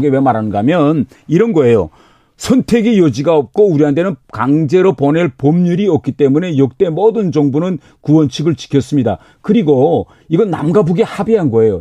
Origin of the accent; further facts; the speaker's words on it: North Korea; also born or lived in United Kingdom; now in South Korea; 저는 이북 출신이니까